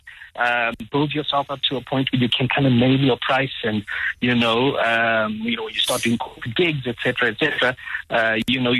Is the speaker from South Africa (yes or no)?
yes; Mthatha, Eastern Cape, South Africa; I'm from Mthatha in the Eastern Cape